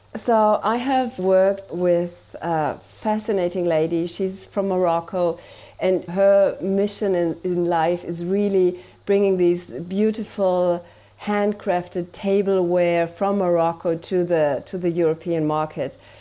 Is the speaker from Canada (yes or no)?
no; Germany; English is a second language; I'm from Germany, so please have mercy with my accent